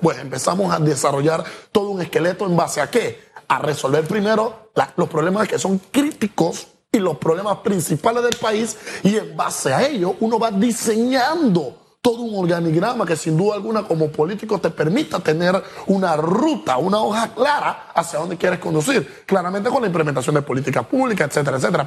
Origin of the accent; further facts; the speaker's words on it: Panama; Nosotros, como panameños